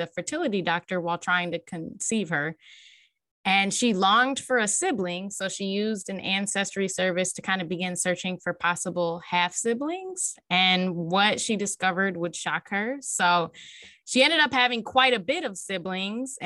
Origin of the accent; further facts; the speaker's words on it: Indiana, United States; I'm from Indiana too